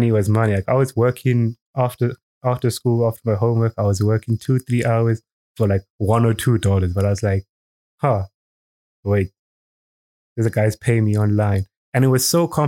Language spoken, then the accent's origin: English; Eswatini; also born or lived in South Africa; moved here when I was 4 or 5, and I've just been here my whole life